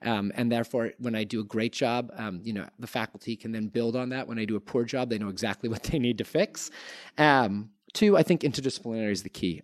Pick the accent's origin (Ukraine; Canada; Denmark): Canada; I grew up in Canada in nineteen nineties